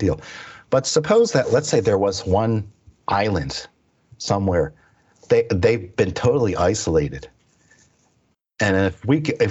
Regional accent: Pennsylvania, United States; also born or lived in Stillwater, Oklahoma; my parents moved out to the East Coast. into Pennsylvania

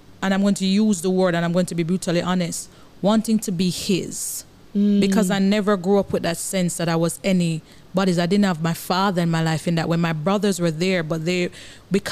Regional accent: Kingston, Kingston Parish, Jamaica; I grew up in Arnett Gardens

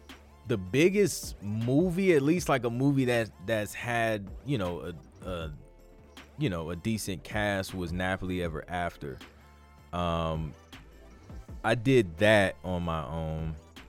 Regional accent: England, United Kingdom; now in Canada; I'm from England and with PRS, but Canada has been my home for 12 years.

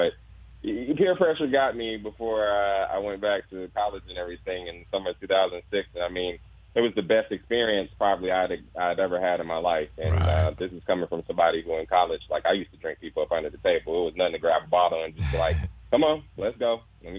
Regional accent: Louisiana, United States; moved away as an adult; also born or lived in Bay Area, California; Well, I myself am I'm the Southerner and everything, as we talked about earlier and everything. And so from Louisiana, born and raised

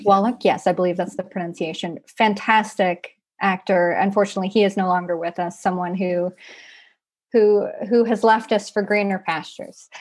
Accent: Mississippi, United States; I am from Mississippi

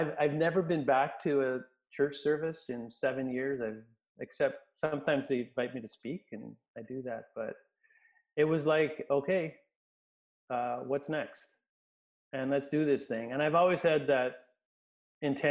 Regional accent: Winnipeg, Manitoba, Canada; also born or lived in Kindersley, Saskatchewan; and then she moved to Winnipeg, and then I grew up in Winnipeg.

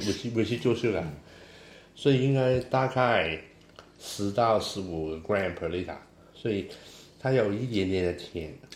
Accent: Hong Kong; Chinese is a second language; 我是香港人的国语很差啊

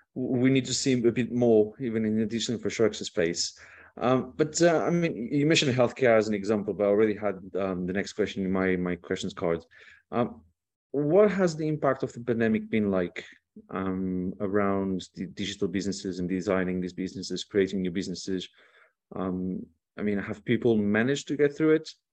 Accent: Portugal; I come from Portugal.

